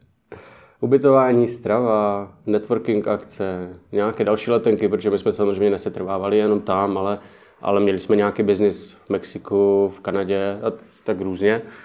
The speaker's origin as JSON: {"language": "Czech", "country": "Czechia"}